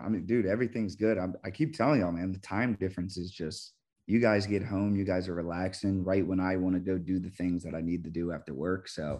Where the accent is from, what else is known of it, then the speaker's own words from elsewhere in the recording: the East, East Coast, United States; now in Arizona, United States; I grew up on the East and we always had the beach. I am landlocked here